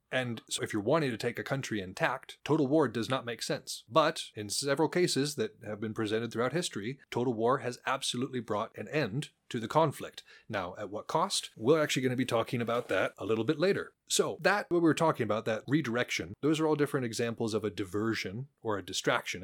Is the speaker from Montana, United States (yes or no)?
yes; Montana, United States; I'm from Montana.